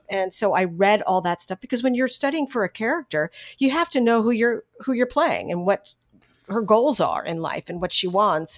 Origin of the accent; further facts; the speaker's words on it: San Fernando Valley, California, United States; I was born and raised in San Fernando Valley